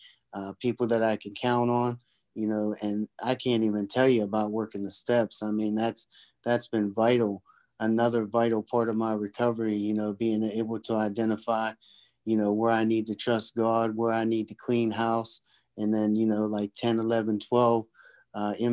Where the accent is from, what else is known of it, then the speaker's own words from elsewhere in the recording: Pennsylvania, United States; I'm from Pennsylvania. I live in Pennsylvania